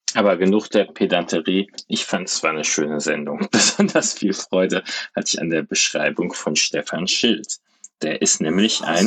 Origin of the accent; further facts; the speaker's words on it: Cologne, North Rhine-Westphalia, Germany; als Kölner